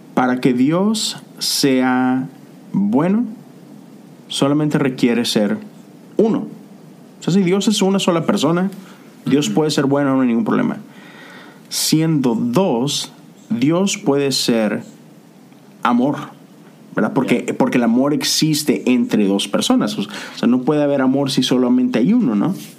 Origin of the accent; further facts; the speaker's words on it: Monterrey, Nuevo León, Mexico; now in United States; en la ciudad de donde yo soy, o eres tigre o, rayado